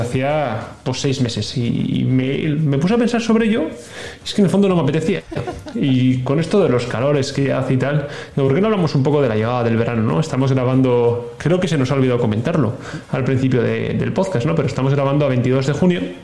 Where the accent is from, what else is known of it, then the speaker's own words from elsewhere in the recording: Castile, Spain; moved away; also born or lived in Catalonia; los que somos de Castilla